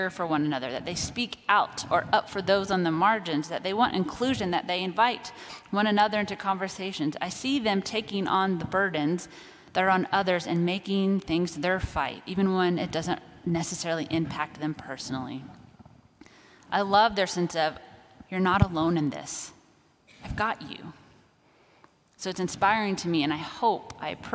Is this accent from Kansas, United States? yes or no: yes; Kansas, United States; I grew up in Kansas